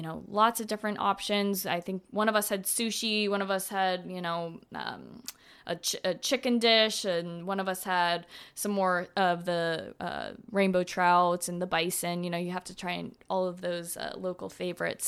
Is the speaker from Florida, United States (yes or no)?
yes; Florida, United States; I'm from Florida